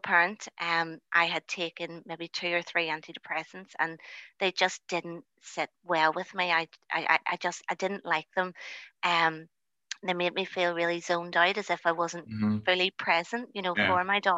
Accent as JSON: {"language": "English", "town": "Lisburn", "region": "Northern Ireland", "country": "United Kingdom", "also_born_or_lived": "North Belfast", "said": "I am originally from the Lisburn area"}